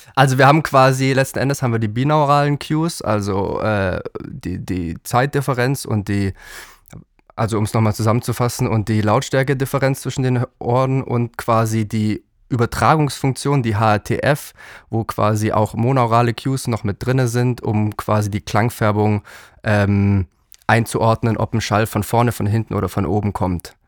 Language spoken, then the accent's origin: German; Allgäu, Bavaria, Germany; now in Berlin, Germany; ich bin ja aus dem Allgäu